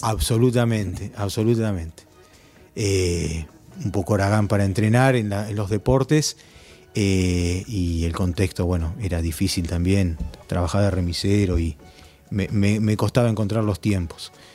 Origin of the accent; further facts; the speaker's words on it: Villa Bosch, Buenos Aires Province, Argentina; en el lugar donde me crié, en Villa Bosch, 3 de febrero, en Buenos Aires